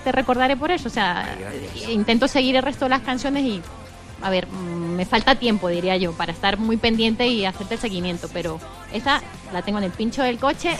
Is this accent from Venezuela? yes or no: yes; Venezuela; now in Spain; yo soy de Venezuela